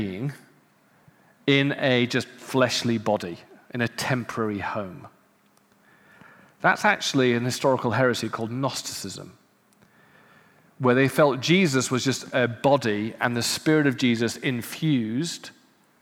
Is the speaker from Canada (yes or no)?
no; United Kingdom; as a Brit